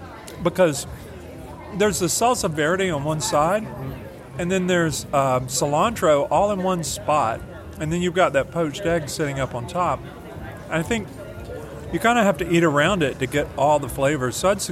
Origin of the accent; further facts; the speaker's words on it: the South, United States; I'm from the South